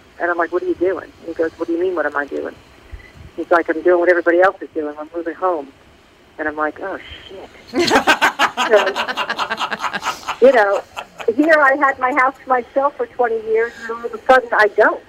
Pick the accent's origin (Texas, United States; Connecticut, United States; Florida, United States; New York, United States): New York, United States; now in Atlanta, United States; I'm from New York, but I live in Atlanta.